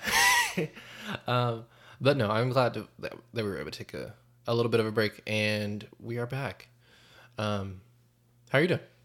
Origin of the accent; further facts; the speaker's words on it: North Carolina, United States; I grew up in North Carolina